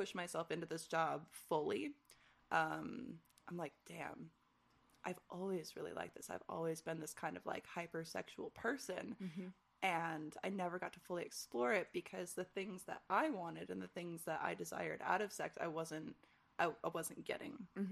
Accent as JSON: {"language": "English", "region": "Michigan", "country": "United States", "tie": "born or raised there", "moved": "yes", "said": "growing up in Michigan"}